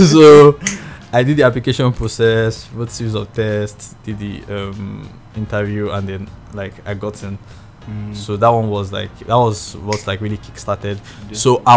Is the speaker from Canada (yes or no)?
no; Nigeria